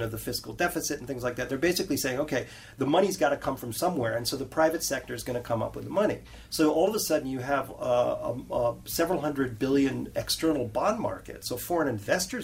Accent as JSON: {"language": "English", "region": "New York", "country": "United States", "tie": "born or raised there", "said": "when I grew up in New York"}